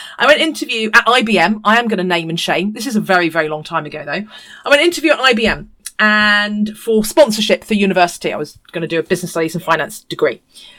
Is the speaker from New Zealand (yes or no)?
yes; New Zealand; now in United Kingdom; But I have it because I'm a New Zealander, so that I'm a Kiwi, so they don't know how to position me.